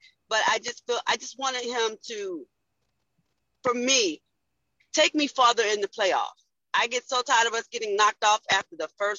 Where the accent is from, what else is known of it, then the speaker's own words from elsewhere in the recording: Eastern Shore of Virginia, United States; also born or lived in Long Island, New York; I was born and partially bred in Long Island, New York. And then my mom and biological father got this bright idea to move us to the country, to the Eastern Shore of Virginia. And that's where I grew up at.